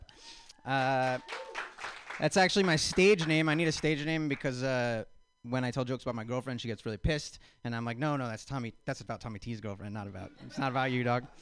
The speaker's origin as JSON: {"language": "English", "town": "Spokane", "region": "Washington", "country": "United States", "moved": "yes", "said": "I'm originally from Spokane, Washington"}